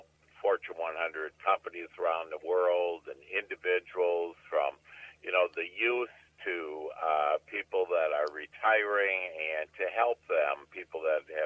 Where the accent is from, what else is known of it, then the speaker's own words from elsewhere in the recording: Wisconsin, United States; accent: Midwestern, Northern; now in Dallas, United States; I grew up in Wisconsin, so I'm a Midwestern, Northern boy. And you probably can hear that accent in my voice.